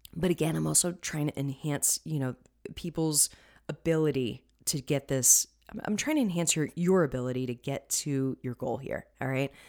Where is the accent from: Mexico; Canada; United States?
United States; Florida; I'm from Florida. We had plenty of citrus.